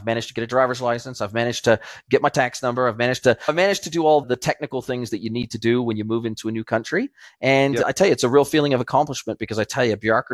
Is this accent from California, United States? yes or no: yes; Southern California, United States; also born or lived in Australia; now in Mexico; I grew up in Southern California